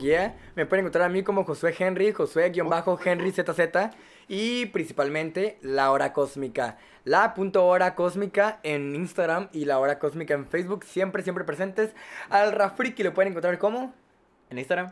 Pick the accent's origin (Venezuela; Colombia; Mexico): Mexico; nosotros como mexicanos